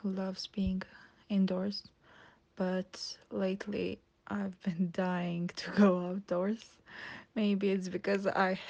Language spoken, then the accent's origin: English; Gjilan, Gjilan District, Kosovo; I'm from Gjilan. It is a city which is located in the eastern of Kosovo. It is 40 kilometers away from Pristina, which is the capital city of Kosovo.